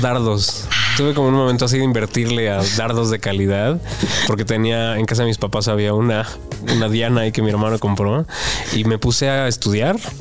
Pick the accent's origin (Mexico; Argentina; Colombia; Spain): Mexico; yo como lector mexicano